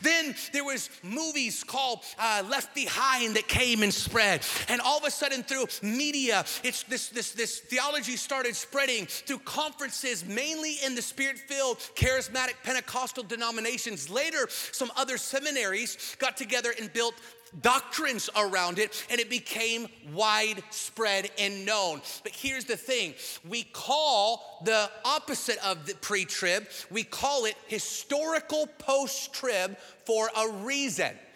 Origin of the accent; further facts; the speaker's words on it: Washington, United States; now in Texas, United States; my home state of Washington, where I'm from